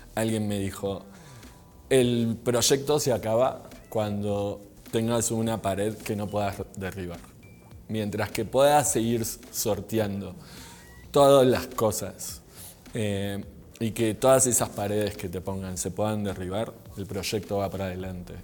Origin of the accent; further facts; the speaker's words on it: Argentina; now in Mexico; soy argentino, Vivo en México hace 21 años.